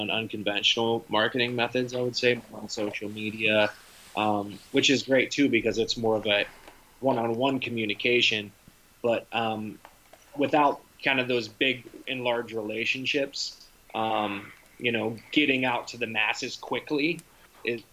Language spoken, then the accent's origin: English; Pittsburgh, Pennsylvania, United States; now in New Jersey, United States; My hometown of Pittsburgh